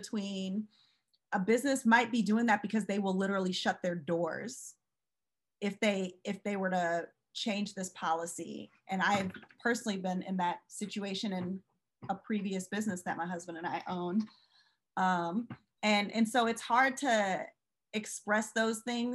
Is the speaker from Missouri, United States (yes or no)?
yes; St. Louis, Missouri, United States; When I was growing up in St. Louis, like Anheuser-Busch